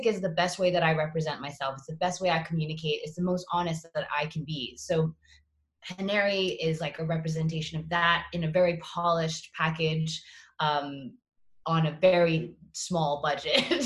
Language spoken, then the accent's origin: English; Singapore; moved away as an adult; also born or lived in Boston / New York / Los Angeles; growing up in Singapore